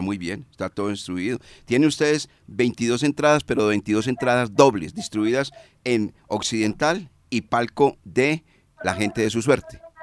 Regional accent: Colombia; como somos colombianos

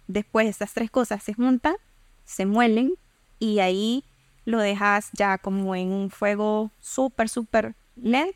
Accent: El Salvador

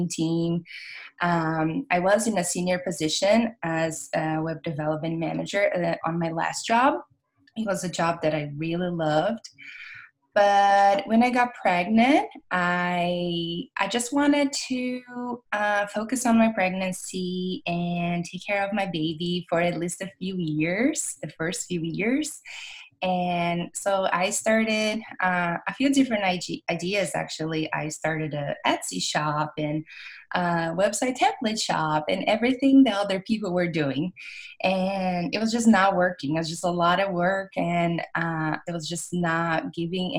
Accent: Brazil; English is a second language; moved away as an adult; now in California, United States; I'm from Brazil. I came to California.

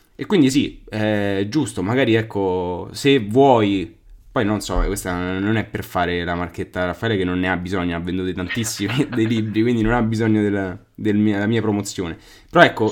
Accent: Albano Laziale, Lazio, Italy; io sono dall'Albano da Laziale

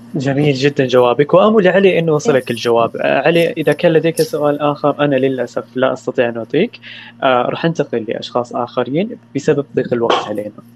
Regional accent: Saudi Arabia; عندنا في السعوديه

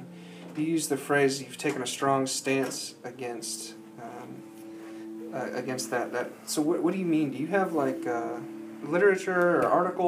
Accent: South Dakota, United States; moved away; We grew up in South Dakota.

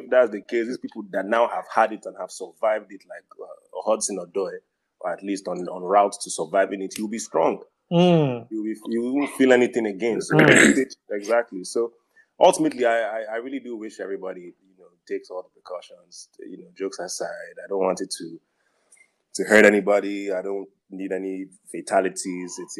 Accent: Nigeria; growing up in Nigeria, just Nigeria

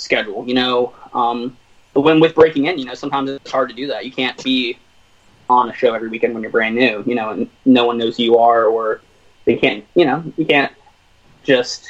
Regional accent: Virginia, United States; We're both from Virginia.

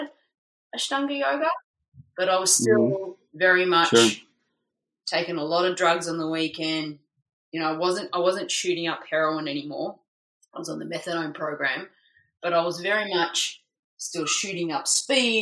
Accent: Melbourne, Victoria, Australia; moved away as an adult; now in Gold Coast, Australia; I decided to move from Melbourne to Queensland, where I live now on the Gold Coast, so move away from my hometown

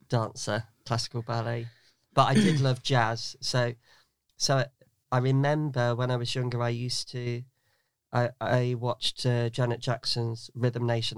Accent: Newark, East Midlands, United Kingdom; I grew up in Newark, in Nottinghamshire

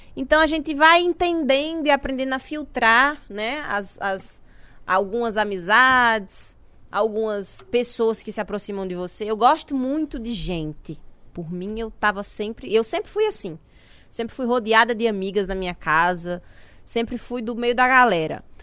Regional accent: interior of Paraíba, Brazil; moved away as an adult; also born or lived in Natal; eu sou do interior da Paraíba

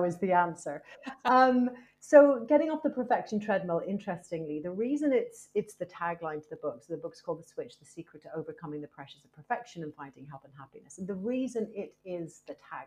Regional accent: Ireland; also born or lived in United States; now in United Kingdom; I'm Irish and I've lived in the UK for a very long time. I also lived in America for a long time as well.

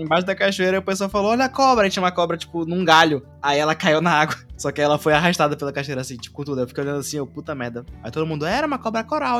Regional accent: Amazonas, Brazil; Sou amazonense completo agora.

